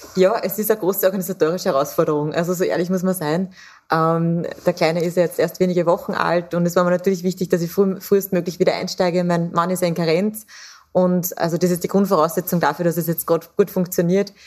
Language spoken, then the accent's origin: German; Austria; Bei uns in Österreich